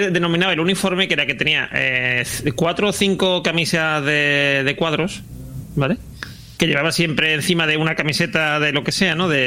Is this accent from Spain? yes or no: yes; Spain; also born or lived in Seville; como un caballero que soy, un caballero español.